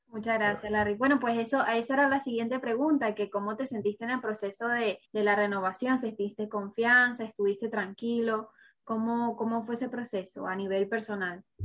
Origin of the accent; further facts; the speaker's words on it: Venezuela; now in Spain; como venezolano, que, que es mi caso también